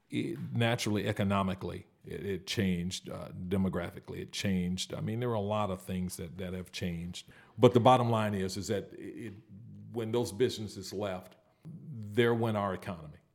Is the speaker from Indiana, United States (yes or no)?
yes; Gary, Indiana, United States; born or raised there